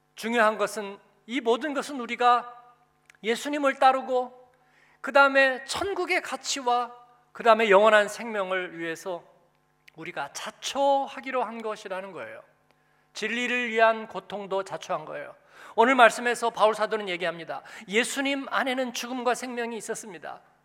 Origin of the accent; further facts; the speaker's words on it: Seoul, South Korea; moved away as an adult; now in Frankfurt, Germany; 그냥 집만 신림동인데